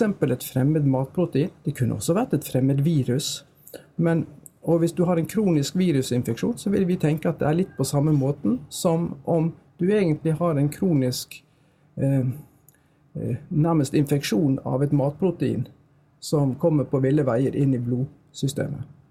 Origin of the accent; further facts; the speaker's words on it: Bergen, Vestland, Norway; accent: Bergen dialect; moved away as an adult; jeg er oppvokst i Bergen, jeg har gått alle mine skoleår i Bergen